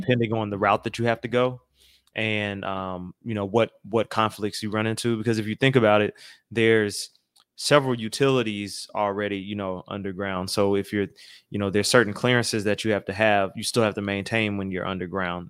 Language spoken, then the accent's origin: English; Atlanta, Georgia, United States; moved away; I am originally from Atlanta, Georgia